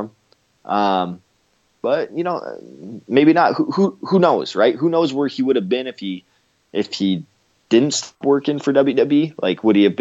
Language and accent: English; Canada; me being Canadian